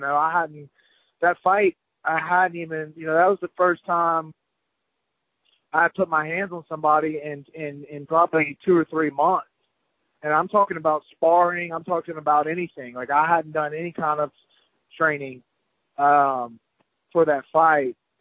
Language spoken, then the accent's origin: English; Biloxi, Mississippi, United States; right there in my hometown in Biloxi, Mississippi